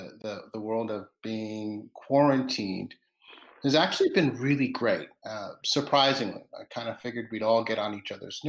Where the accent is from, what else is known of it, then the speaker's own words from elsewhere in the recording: Roanoke, Virginia, United States; I was born in Williamsburg, grew up in Roanoke, Virginia, which is a predominantly white town, but I grew up in the predominantly black area of Roanoke, Virginia.